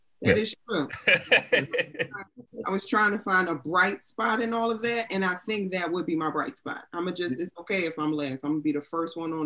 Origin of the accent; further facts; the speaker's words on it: Philadelphia, Pennsylvania, United States; also born or lived in Washington, D.C.; I'm from Philly